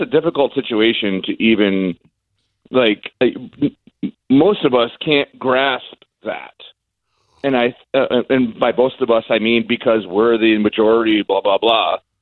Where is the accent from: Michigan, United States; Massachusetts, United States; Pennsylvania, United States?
Michigan, United States; Detroit; now in St. Petersburg, United States; I'm from Detroit. I grew up in the racial riots